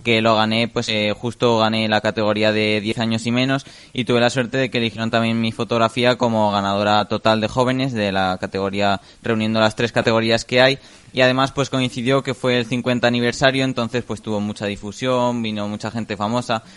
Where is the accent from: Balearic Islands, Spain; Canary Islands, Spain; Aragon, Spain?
Aragon, Spain; Jiloca Valley; está toda la zona más del Valle del Giloca en la que pues el río Giloca y todo toda su ribera, que también hay muchos animales, aunque bueno, también luego ahora están transformando mucho el paisaje con todos los campos de cultivo, por ejemplo, también en mi pueblo están haciendo un paseo